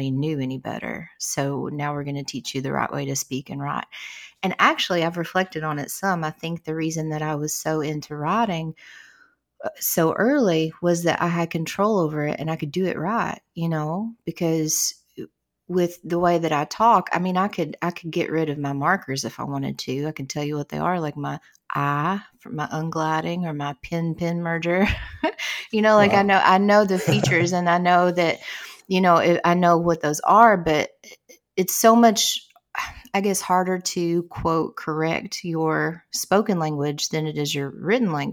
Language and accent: English; Southeastern Kentucky, United States; accent: Appalachian; Appalachian dialect which is the dialect I speak. You know, I'm from Southeastern Kentucky